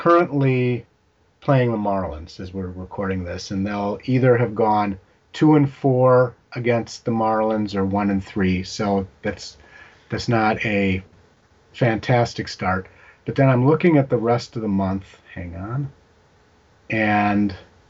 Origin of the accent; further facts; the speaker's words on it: Minnesota, United States; moved away; I grew up in Minnesota where we didn't have an NBA team.